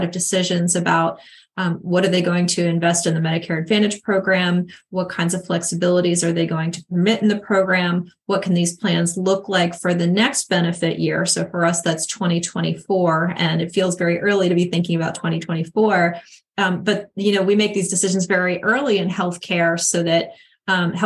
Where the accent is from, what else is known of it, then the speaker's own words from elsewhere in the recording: Philadelphia, Pennsylvania, United States; now in Virginia, United States; I am originally from Philadelphia